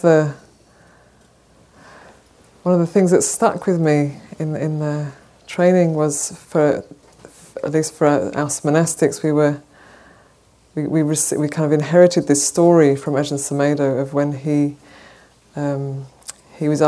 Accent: Wales, United Kingdom; moved away as an adult; also born or lived in Bay Area, California; now in San Francisco, United States; I come from originally from Wales, and I've been living in the Bay Area since just towards the end of 2009

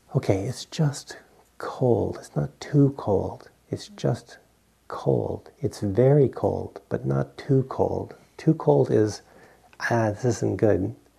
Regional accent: Providence, Rhode Island, United States; moved away; I grew up in Providence, Rhode Island, and we you know get three feet of snow every now and then

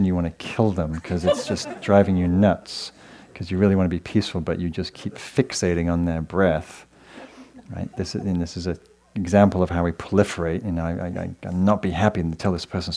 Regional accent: England, United Kingdom; moved away; I come from England, and my lovely parents are here visiting from England tonight

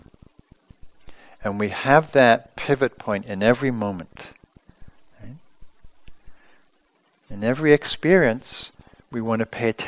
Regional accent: England, United Kingdom; moved away; I grew up in England

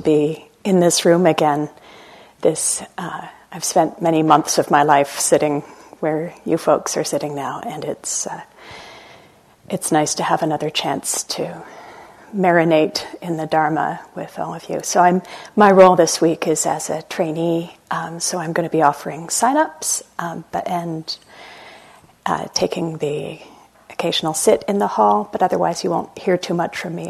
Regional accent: Canada; I'm Canadian

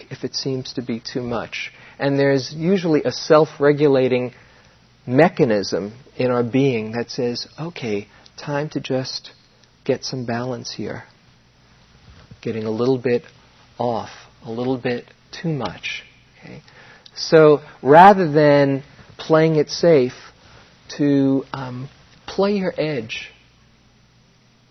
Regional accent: New York City, New York, United States; our growing up in New York

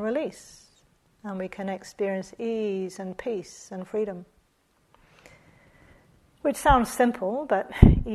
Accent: New Zealand; moved away; also born or lived in Australia; I'm from New Zealand

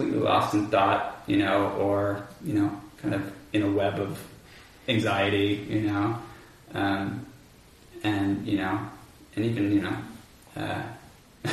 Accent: Bainbridge Island, Washington, United States; also born or lived in California; I grew up on Bainbridge Island, some of you may know that, near Seattle

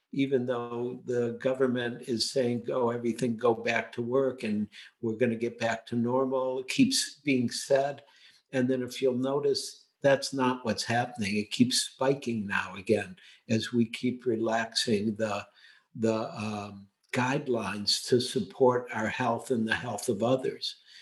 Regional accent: United States; growing up in America

